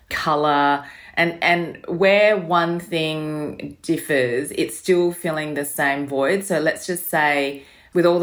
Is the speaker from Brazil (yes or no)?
no; Australia; growing up in Australia